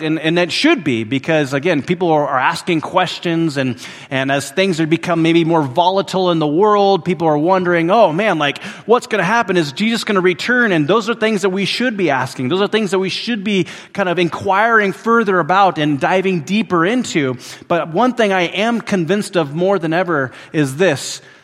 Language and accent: English; Willow, Alaska, United States; moved away; where I grew up in Willow, Alaska